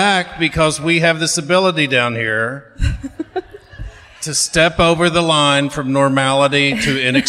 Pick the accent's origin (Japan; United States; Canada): United States; Wichita Falls, Texas; I'm from Wichita Falls.